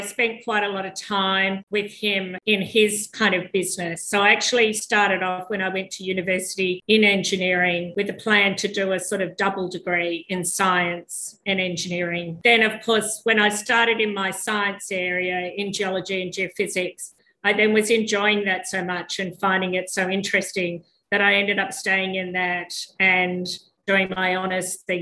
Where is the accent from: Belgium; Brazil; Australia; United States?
Australia; Sydney, New South Wales; born in Sydney and live in Sydney